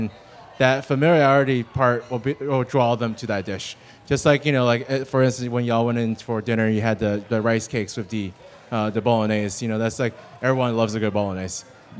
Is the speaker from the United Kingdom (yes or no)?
no; China; I remember growing up in China and during, especially New Year's, Lunar New Year, that we would sit around a table, my grandma would roll the dough, and then the rest of us would sit around and just make dumplings.